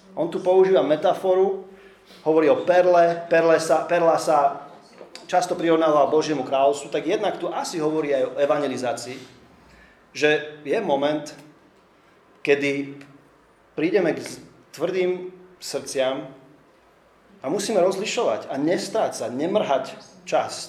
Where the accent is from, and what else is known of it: Slovakia